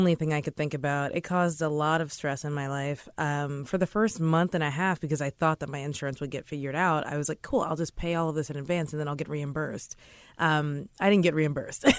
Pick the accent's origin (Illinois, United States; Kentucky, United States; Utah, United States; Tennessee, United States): Kentucky, United States; moved away as an adult; now in New York, United States; I'm from Kentucky